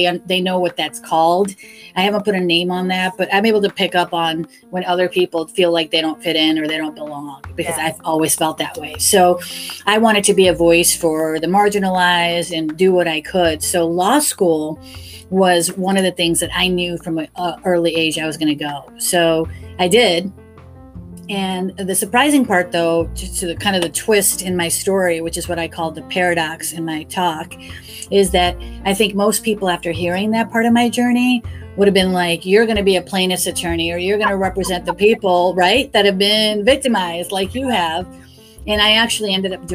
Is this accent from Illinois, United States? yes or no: yes; Chicago, Illinois, United States; I grew up in Chicago in a Italian neighborhood